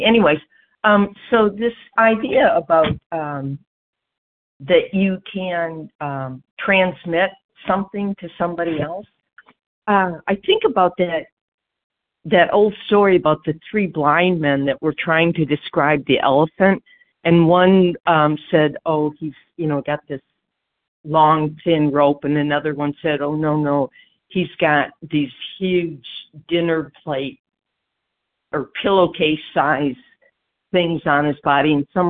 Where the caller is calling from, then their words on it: Georgia, United States; Hey, well, I'm calling from Georgia.